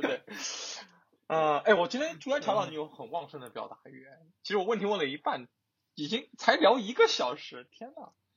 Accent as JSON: {"language": "Chinese", "region": "Jiangxi", "country": "China", "said": "我们江西人就是 L 和 N 是分不清的"}